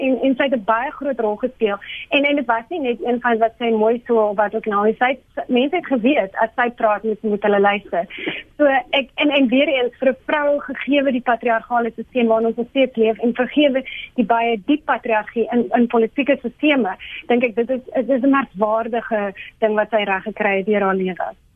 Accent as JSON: {"language": "Afrikaans", "country": "South Africa", "said": "Ek is ook 'n Afrikaner. Ehm um, en maar ek is ook 'n Suid-Afrikaner."}